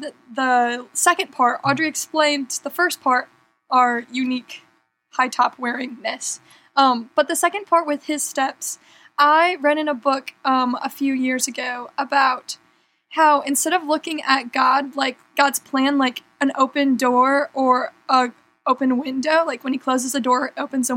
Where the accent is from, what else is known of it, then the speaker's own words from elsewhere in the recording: West Michigan, United States; I'm from Michigan, so if you were here, I would hold up my hand and I would point to West Michigan on my hand